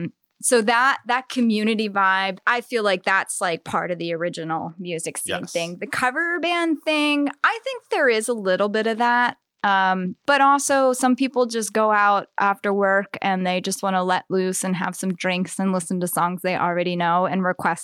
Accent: Eastern Shore, United States; growing up on the Eastern Shore, there's all these old houses, and like I always loved the idea of evil things sort of lurking around

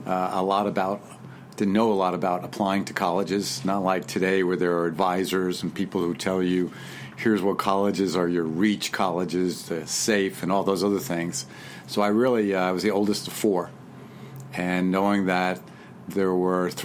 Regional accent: Long Island, New York, United States; I was raised in Long Island, New York, back in the days when it was pretty rural

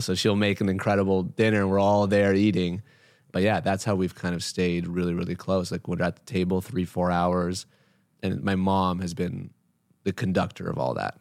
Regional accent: Canada; I was born in Canada

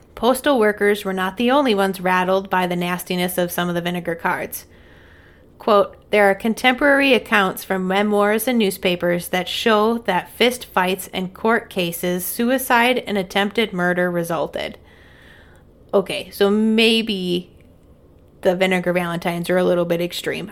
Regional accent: Midwest, United States; I'm a Midwesterner

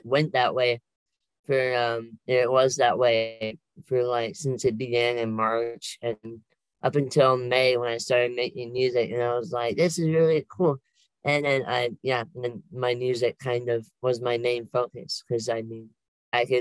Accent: Oregon, United States; I've been here all my life

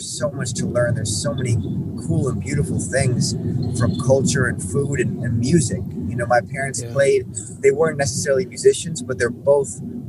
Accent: Hong Kong; born there; also born or lived in Norway / New York / Texas / Miami; I was born in Hong Kong. I lived in Norway, New York, Texas, Miami.

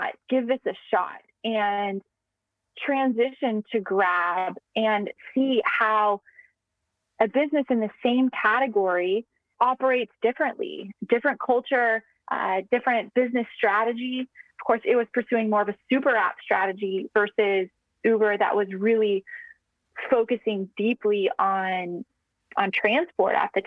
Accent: United States; moved away as an adult; now in Singapore; as an American who's very passionate about tech

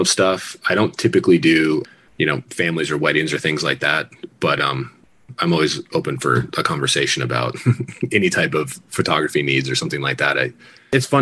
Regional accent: Crested Butte, Colorado, United States; also born or lived in Gunnison, Colorado / Glenwood Springs, Colorado; now in Denver, United States; I was born in Gunnison, grew up in Crested Butte, and then split time between Gunnison and Crested Butte when my parents got divorced as a kid.

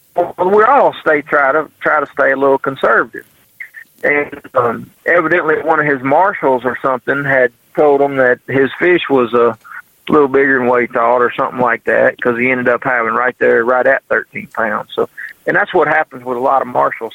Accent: United States; I'm from Mississippi River where you get a you get a jig bite in a willow bush

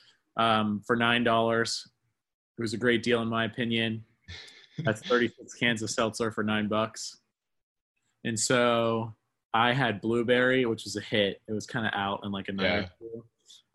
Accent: Cranberry Township, Pennsylvania, United States; moved away as an adult; now in State College, United States; I grew up in Pittsburgh, Pennsylvania, about 20 minutes north in a town called Cranberry Township

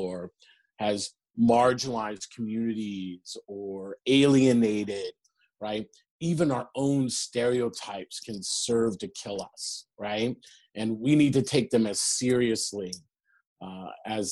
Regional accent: Long Beach, California, United States; I grew up in the Reagan era, right? In Long Beach, California

